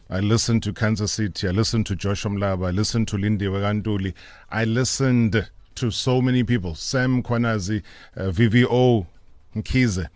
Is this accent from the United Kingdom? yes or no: no; Vryheid, KwaZulu-Natal, South Africa; also born or lived in Emondlo; in Vryheid, it was, was basically where I was born.